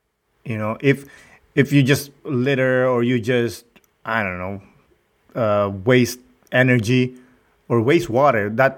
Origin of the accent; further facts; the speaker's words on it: Rizal, Philippines; moved away; I grew up in Rizal, close to Manila, about 2 hours, let's say. But I grew up poor, so we didn't have running water.